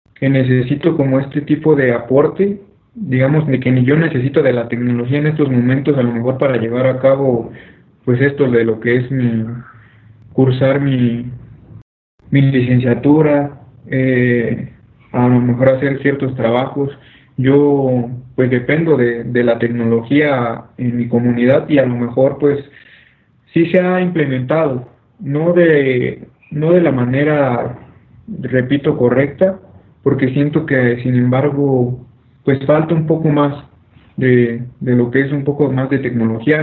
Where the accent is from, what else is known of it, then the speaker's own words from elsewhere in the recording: Mexico; como mexicanos